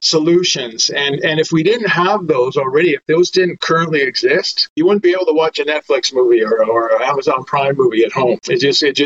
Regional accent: Vancouver, British Columbia, Canada; I'm from Vancouver, Canada, worked on a number of companies, primarily based out of Vancouver

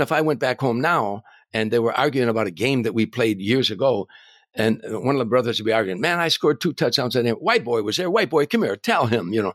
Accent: Harvey, Illinois, United States; moved away; growing up in Harvey

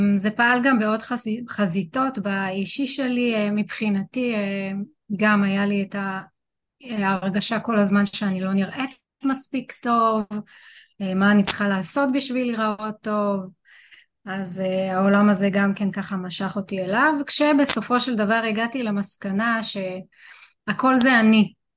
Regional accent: Rishon LeZion, Central District, Israel; אני אה, מראשון לציון.

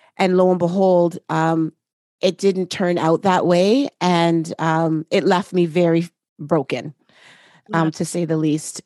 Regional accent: Canada; I am Canadian as well

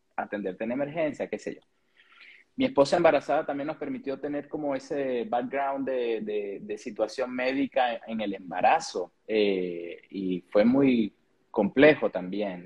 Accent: Venezuela; moved away as an adult; also born or lived in Chile; now in Santiago, Chile

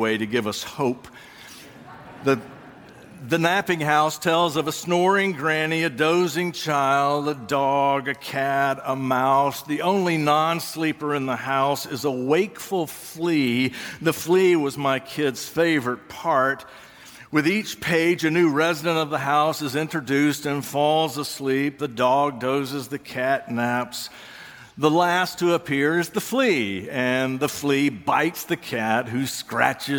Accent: Georgia, United States; moved away; I grew up in Georgia

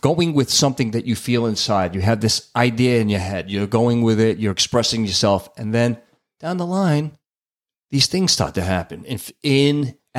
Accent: New York City, New York, United States; a couple of girls that I knew who were twins growing up in Brooklyn.

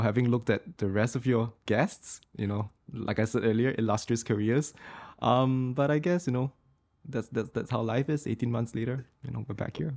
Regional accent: Singapore; being Singaporean and I was the only Singaporean in the Fletcher's class

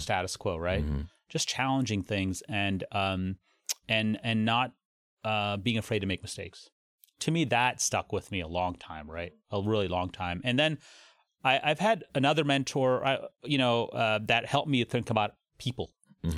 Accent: Cincinnati, Ohio, United States; also born or lived in Toledo, Ohio; I grew up in Cincinnati

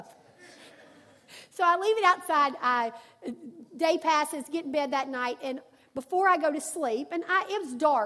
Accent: Arkansas, United States; I'm from Arkansas, and my granddad was a farmer

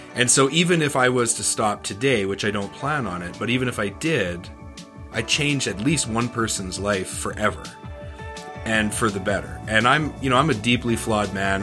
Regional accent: Canada; I'm from Canada

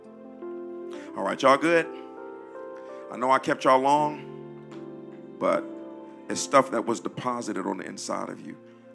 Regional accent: Detroit, Michigan, United States; moved away; We come from Detroit where they did Sweetest Day

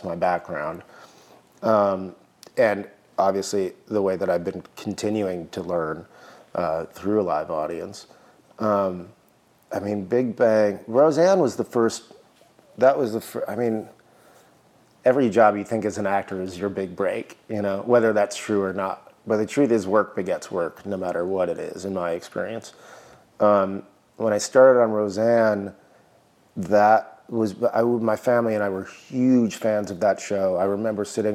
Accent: Midwest, United States; moved away; growing up in the Midwest

